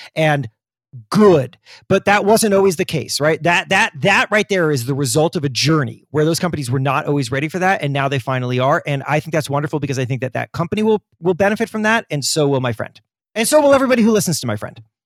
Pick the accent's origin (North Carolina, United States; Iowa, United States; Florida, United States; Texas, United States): Florida, United States; I grew up in Florida